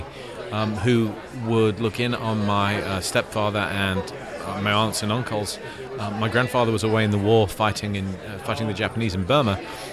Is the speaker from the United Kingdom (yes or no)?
yes; Leicestershire, East Midlands, United Kingdom; I grew up in Leicestershire, England